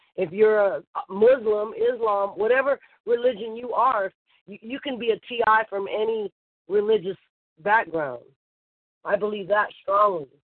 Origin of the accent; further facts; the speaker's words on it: Bay Area, California, United States; moved away as an adult; I grew up in the Bay Area